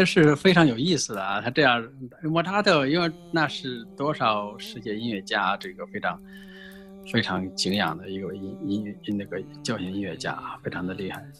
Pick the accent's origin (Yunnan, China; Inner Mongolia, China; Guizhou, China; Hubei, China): Guizhou, China; born there; 贵州啊，它又有龙吟的感觉，那个那个感觉啊，也可能啊是神秘的声音啊，所以所以我是出生在那个地方，然后从小我是。